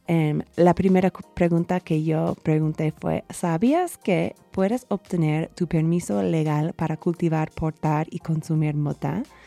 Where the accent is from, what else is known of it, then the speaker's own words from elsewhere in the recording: United States; Spanish is a second language; moved away as an adult; now in Mexico; en los Estados Unidos, mi país natal